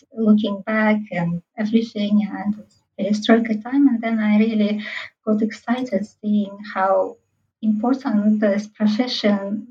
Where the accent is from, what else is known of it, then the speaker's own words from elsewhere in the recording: Tashkent, Uzbekistan; English is a second language; we were growing up in central Tashkent in this big apartment block